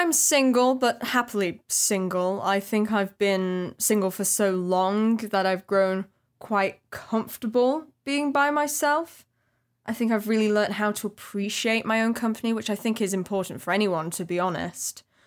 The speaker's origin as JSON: {"language": "English", "town": "Bolton", "region": "North West England", "country": "United Kingdom", "said": "from Bolton. I probably sound a bit more like it."}